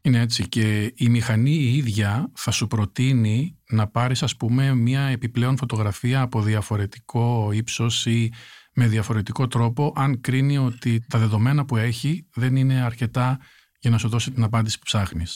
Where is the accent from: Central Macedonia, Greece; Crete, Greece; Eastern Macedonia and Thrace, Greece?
Central Macedonia, Greece; a village in Chalkidiki; also born or lived in New York, United States; now in Athens, Greece; Ένα χωριό τη Βόρεια Ελλάδα, στη Χαλκιδική